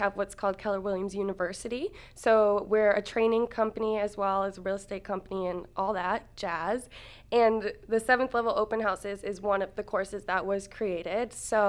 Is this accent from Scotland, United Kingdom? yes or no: yes; Scotland, United Kingdom; moved away as an adult; And let's see, my background is that I came from Scotland, actually, in 2000. Our whole family lived here, came here in 2000.